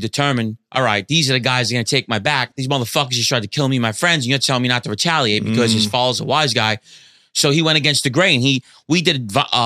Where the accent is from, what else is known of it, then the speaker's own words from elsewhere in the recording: New York City, New York, United States; also born or lived in Canarsie, Brooklyn; moved over there when I was like 9 years old